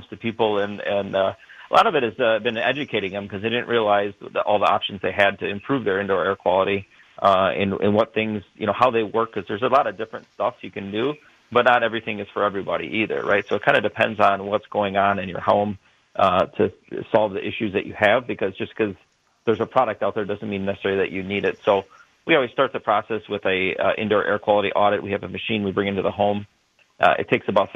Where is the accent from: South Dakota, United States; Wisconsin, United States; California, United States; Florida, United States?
Wisconsin, United States; Burlington; I grew up in Burlington